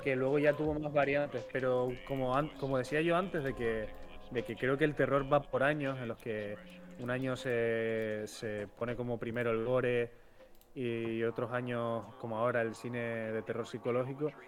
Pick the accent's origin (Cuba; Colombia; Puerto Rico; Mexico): Cuba; moved away; de pequeño en Cuba